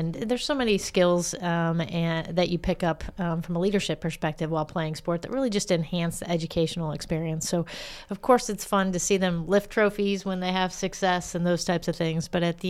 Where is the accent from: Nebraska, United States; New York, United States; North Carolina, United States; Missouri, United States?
Missouri, United States; St. Louis; So if you're from St. Louis, that's all that matters is what high school you went to.